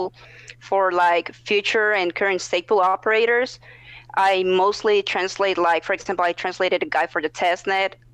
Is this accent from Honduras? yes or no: yes; Honduras; now in United States; I'm from Honduras. I currently live in the U.S.